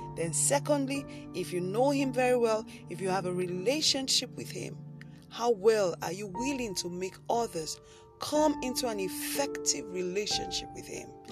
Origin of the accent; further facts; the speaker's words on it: Nigeria; I live in Nigeria and I'm a Nigerian